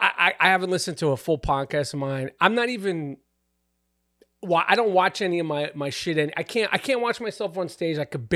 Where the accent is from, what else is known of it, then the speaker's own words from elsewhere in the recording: New York, United States; I would just like, yo, I'm from New York